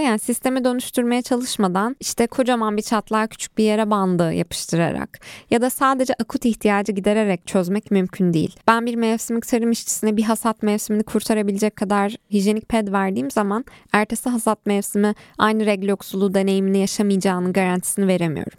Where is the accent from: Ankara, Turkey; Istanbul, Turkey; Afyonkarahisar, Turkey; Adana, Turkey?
Ankara, Turkey; also born or lived in Van; benim memleketim olan Ankara'da